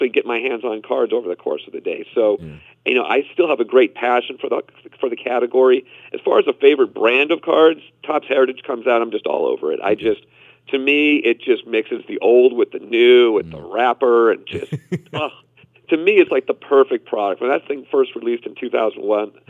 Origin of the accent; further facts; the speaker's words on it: Boston, Massachusetts, United States; Growing up in Boston